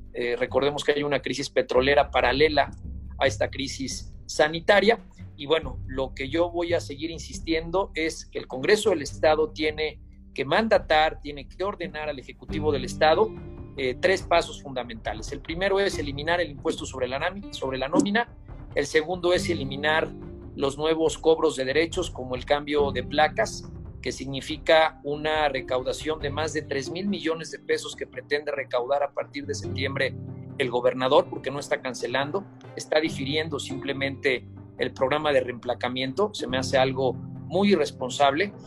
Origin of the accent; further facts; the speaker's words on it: Puebla, Mexico; como poblanos